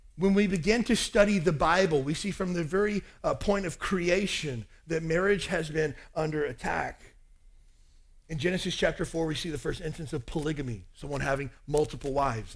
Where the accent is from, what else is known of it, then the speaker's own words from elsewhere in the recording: Kentucky, United States; I grew up in Kentucky.